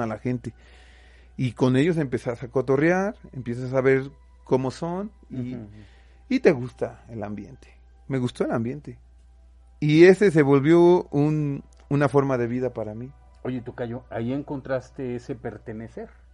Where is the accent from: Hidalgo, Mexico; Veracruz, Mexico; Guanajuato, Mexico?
Veracruz, Mexico; Xalapa; nosotros somos de Jalapa